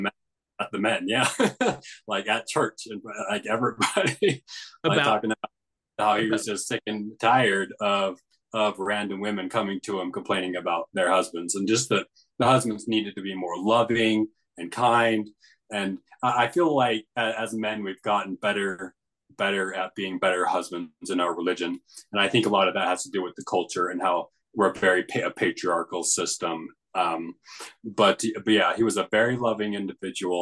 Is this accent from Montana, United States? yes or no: yes; Pinesdale, Montana, United States; That's the community that I grew up